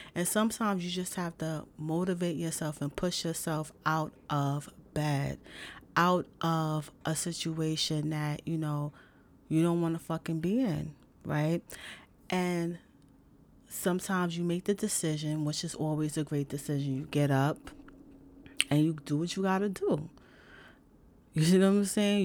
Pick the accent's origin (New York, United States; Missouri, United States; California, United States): New York, United States; New York City; I'm from the big city I'm from New York City